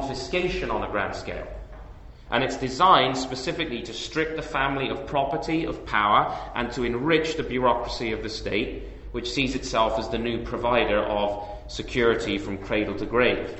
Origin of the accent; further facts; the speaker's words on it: England, United Kingdom; moved away as an adult; now in Canada; my home country, or my previous home country, England.